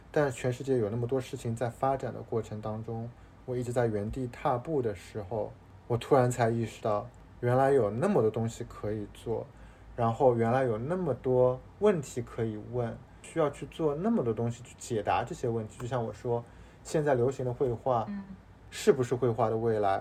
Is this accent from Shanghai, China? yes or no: yes; Shanghai, China; now in Hong Kong, China; 从小到大，作为上海人